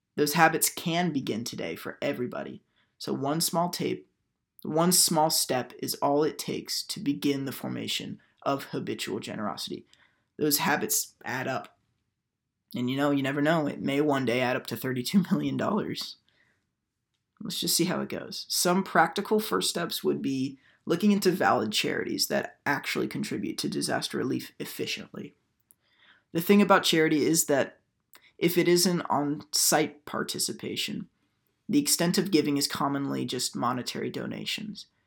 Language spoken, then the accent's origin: English; Houston, Texas, United States; moved away as an adult; Hurricane Harvey hit my hometown of Houston, Texas